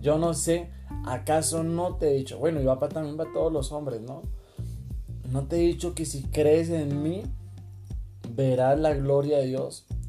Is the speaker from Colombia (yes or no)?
yes; Colombia; somos colombianos